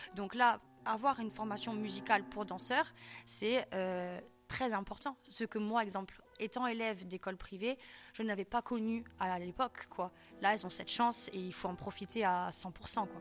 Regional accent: Ajaccio, Corsica, France; also born or lived in Corte; je suis originaire d'Ajaccio

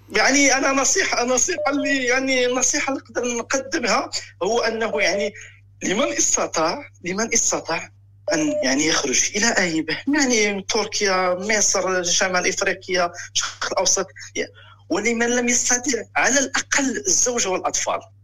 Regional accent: Morocco; moved away as an adult; now in Germany; الاصل من المغرب

